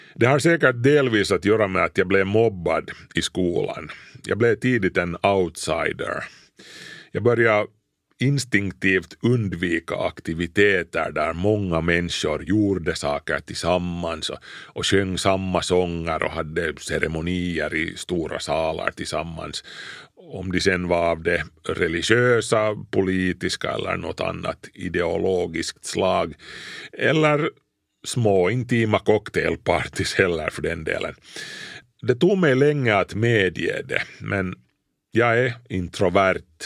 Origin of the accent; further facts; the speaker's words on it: Kauniainen, Uusimaa, Finland; mormors och morfars hus låg alltså bredvid vårt när jag, när jag var liten i Grankulla